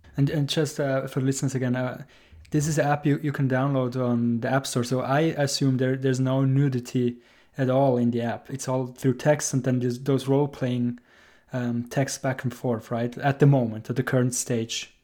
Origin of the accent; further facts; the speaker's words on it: Switzerland; I'm from Switzerland